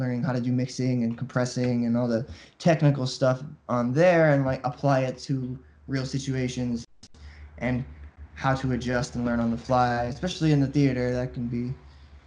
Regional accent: Hawaii, United States; also born or lived in New York; I'm from Hawaii

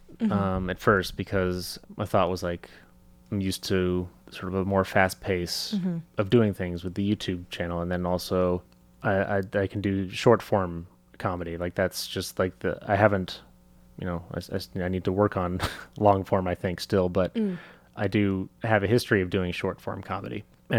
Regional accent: England, United Kingdom; This is my accent. I'm very clearly from England.

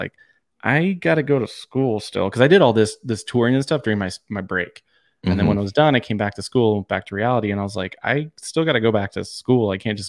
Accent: San Diego, California, United States; I mean, growing up in San Diego, I was the pop punk scene was born and bred.

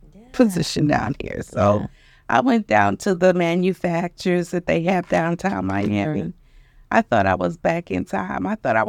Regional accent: Jamaica; also born or lived in Brooklyn; And I was born in Brooklyn. However, because of my parents not having a lot of relatives here, I spent majority of my time in Jamaica.

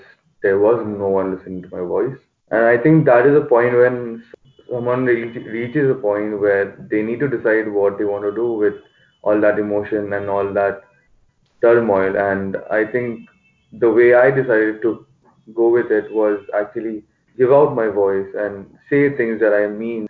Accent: Assam, India; also born or lived in Guwahati; now in Bangalore, India; I'm from Assam

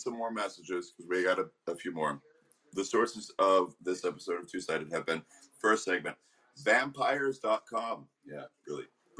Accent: Arizona, United States; now in California, United States; The Arizona Hawks hails from my home state.

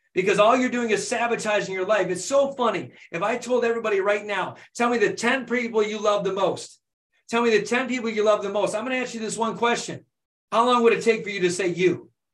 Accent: Flint, Michigan, United States; born and raised in Flint, Michigan

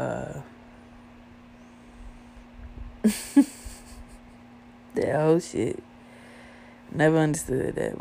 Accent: the South, United States; I was born and raised in the South, bro. Born and raised in the South

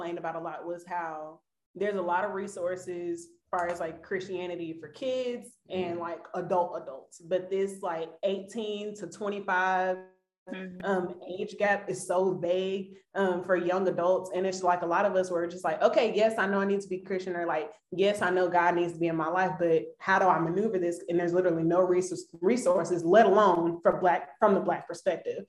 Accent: Dallas, Texas, United States; I'm from Dallas

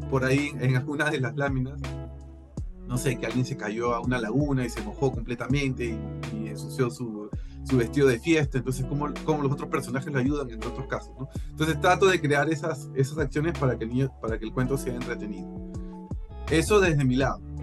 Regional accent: Peru; yo tengo como peruano

